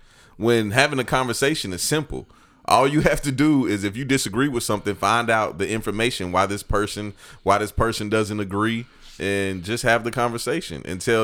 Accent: Evans, Georgia, United States; I'm a military brat, dog. I pretty much done been like a little bit of everywhere, but I spent most of my life, like half of my life, in Evans, Georgia.

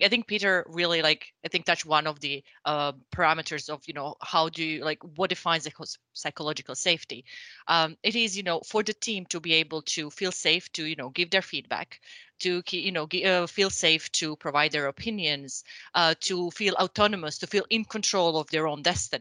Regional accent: Croatia; moved away as an adult; now in Sweden; I'm originally from Croatia, and I think I've been now in the industry pretty much since I moved to Sweden

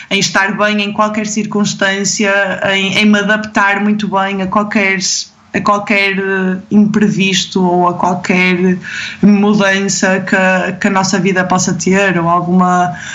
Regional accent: Mozambique; moved away as an adult; porque eu venho da África, venho de, de Moçambique, de um sítio onde não tens nada, onde as prioridades são completamente outras

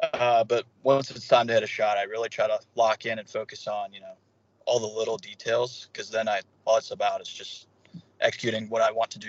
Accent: Norcross, Georgia, United States; Norcross, it's a suburban area of Atlanta. I went to Peachtree Elementary there, and then Pickneyville Middle School, and then I went to the high school down at St. Pius.

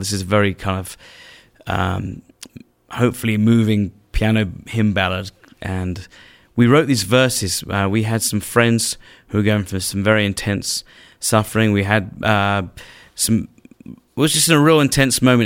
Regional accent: England, United Kingdom; as an English man

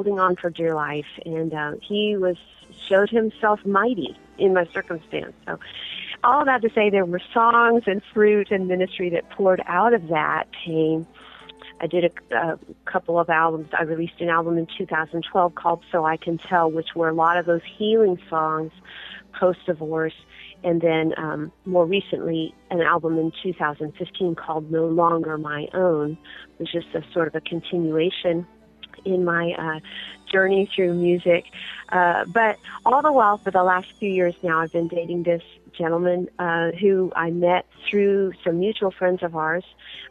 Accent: Southern California, United States; I was born and raised in Southern California

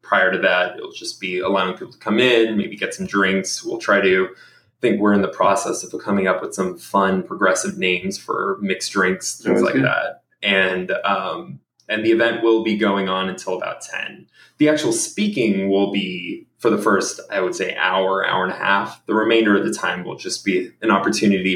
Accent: Houston, Texas, United States; now in Los Angeles, United States; anyone else from Houston

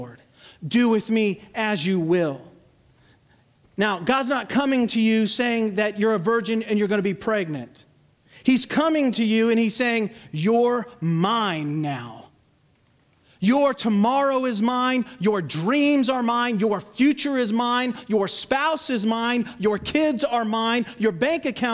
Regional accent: United States

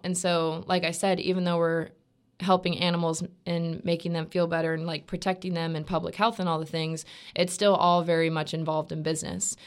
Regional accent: Stuart, Florida, United States; also born or lived in North Georgia; I'm from Stuart, Florida, um, which is about three hours south of Gainesville

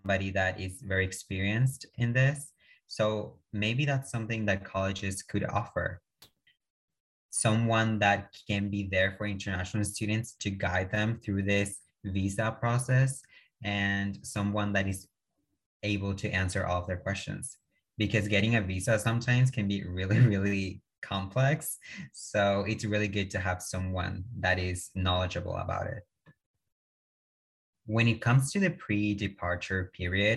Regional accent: Chile; English is a second language; moved away as an adult; now in United States; originally from Chile

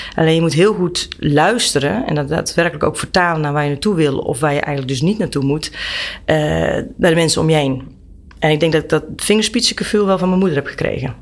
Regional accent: Brakel, Gelderland, Netherlands; ik ben opgegroeid in een dorpje met, met thuis ook een, een grote tuin en een weiland

